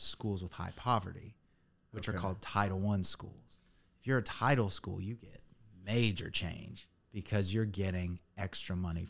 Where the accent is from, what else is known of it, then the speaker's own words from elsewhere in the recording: Indiana, United States; moved away as an adult; now in Nashville, United States; growing up in Indiana, there was one school system in town.